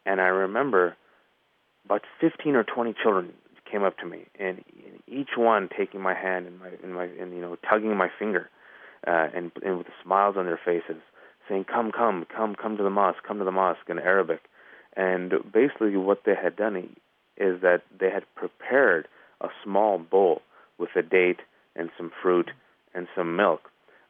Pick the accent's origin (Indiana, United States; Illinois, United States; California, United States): California, United States; I'm from the Bay Area, California.